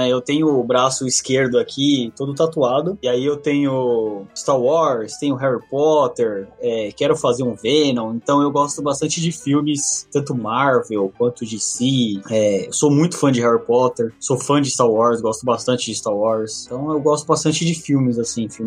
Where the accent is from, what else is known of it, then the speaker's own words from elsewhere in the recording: São Paulo, Brazil; eu trabalho pra uma agência, que ela é do Recife, né? Mas eu sou de São Paulo.